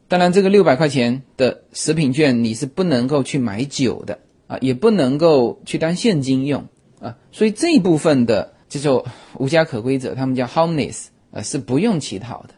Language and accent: Chinese; China; also born or lived in Los Angeles area, United States; now in United States; 我们中国人